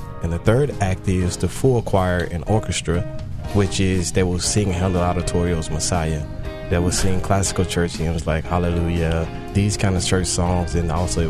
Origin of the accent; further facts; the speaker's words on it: Little Rock, Arkansas, United States; So I'm originally from Little Rock, Arkansas. I was born and raised in Little Rock, Arkansas. And I grew up in the church, of course.